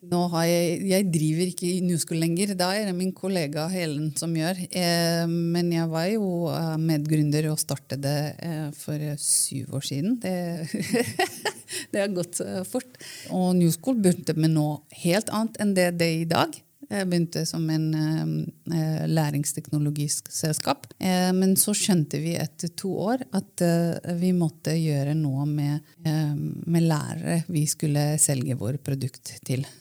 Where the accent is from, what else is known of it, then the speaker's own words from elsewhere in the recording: Romania; Norwegian is a second language; moved away as an adult; now in Norway; Jeg er født og oppvokst i Romania. Flyttet til Norge for kanskje eh, Det blir jo 18 år siden